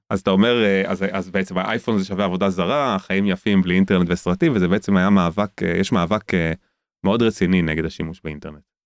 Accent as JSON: {"language": "Hebrew", "town": "Tel Aviv", "region": "Tel Aviv District", "country": "Israel", "tie": "born or raised there", "moved": "yes", "lives_now": "Jerusalem, Israel", "said": "גדלתי כחילוני גמור בתל אביב"}